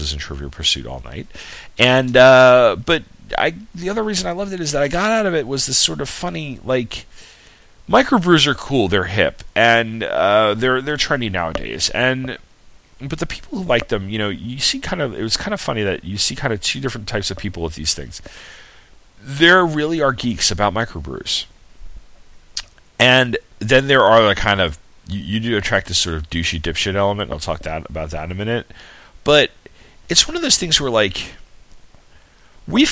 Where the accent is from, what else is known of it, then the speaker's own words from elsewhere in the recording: Sayville, New York, United States; moved away; I'm from Sayville, New York, and Blue Point's two towns over